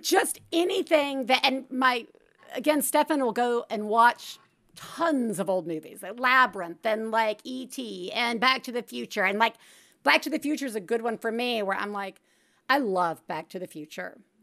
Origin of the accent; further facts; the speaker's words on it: Alabama, United States; I am from Alabama, we get Hulu Live